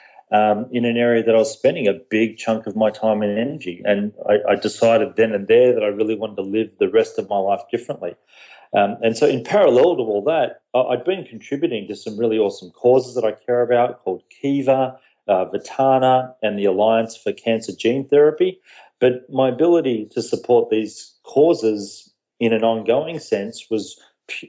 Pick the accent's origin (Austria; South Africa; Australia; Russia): Australia; moved away as an adult; also born or lived in Fairfield County, Connecticut, United States; now in Connecticut, United States; I'm from Australia, and I moved to the US about a year ago with my family. So I do live here in the US over on the East Coast. But, born and raised in Australia